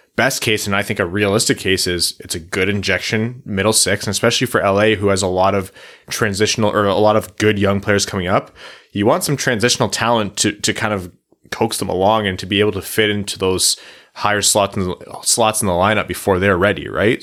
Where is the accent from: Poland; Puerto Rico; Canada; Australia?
Canada; being a Canadian kid